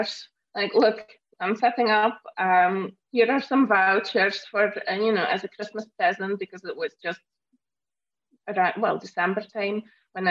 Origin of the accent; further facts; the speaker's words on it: Belgium; moved away as an adult; now in Scotland, United Kingdom; I'm originally from Belgium and I moved to Scotland in 2011.